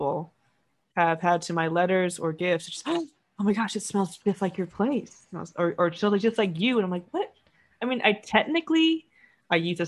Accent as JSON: {"language": "English", "country": "United States", "tie": "born or raised there", "said": "growing up in the States"}